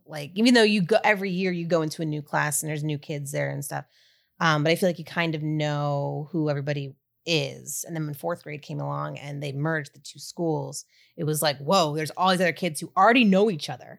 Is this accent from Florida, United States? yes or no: no; Wissahickon School District, Philadelphia area, Pennsylvania, United States; moved away as an adult; I grew up, um, kind, e, pretty much every town that is in Wissahickon School District. I was in Springhouse, I was, um, in Lower Gwinnett, I was in Ambler, I was in Bluebell.